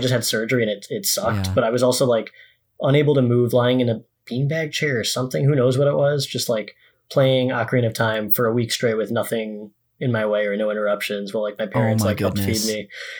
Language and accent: English; West Bloomfield, Michigan, United States; This is West Bloomfield, Michigan, which is a—